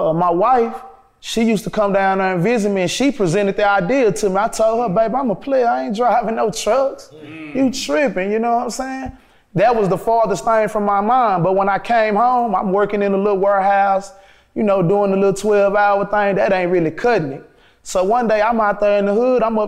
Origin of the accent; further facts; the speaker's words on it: Dallas, Texas, United States; moved away; I'm from Oak Cliff